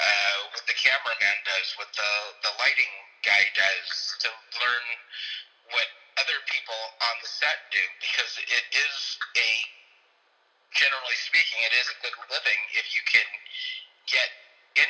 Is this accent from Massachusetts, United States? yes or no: no; Beverly Hills, California, United States; growing up in Beverly Hills, being two black kids in our whole grade